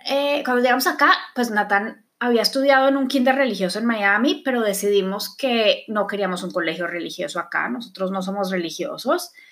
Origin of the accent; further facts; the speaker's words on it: Bogotá, Colombia; Por ejemplo, yo creciendo en Colombia fui al colegio hebreo. Es el único colegio judío que hay en Bogotá.